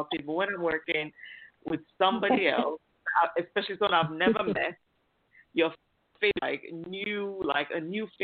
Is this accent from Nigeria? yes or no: yes; Nigeria; moved away as an adult; now in United Kingdom; I'm originally from Nigeria